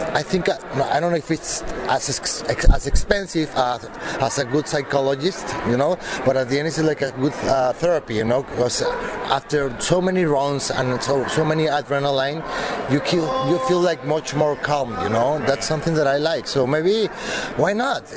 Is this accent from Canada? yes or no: no; Mexico; moved away; I'm from Mexico